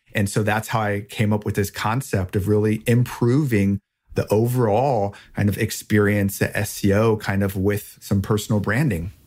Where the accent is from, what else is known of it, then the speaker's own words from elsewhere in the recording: Rheinhessen, Rhineland-Palatinate, Germany; moved away; I grew up in Germany in, uh, a very rich wine region with a rich history there called Rheinhessen.